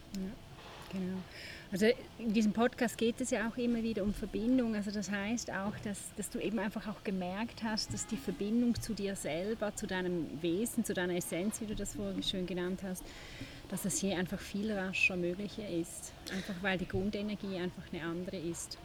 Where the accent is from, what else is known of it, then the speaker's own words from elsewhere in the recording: Switzerland; bei uns in der Schweiz